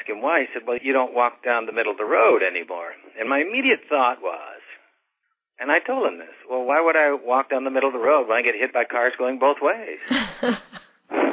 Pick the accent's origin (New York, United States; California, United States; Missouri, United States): Missouri, United States; I grew up in the Mississippi River bottom south of St. Louis.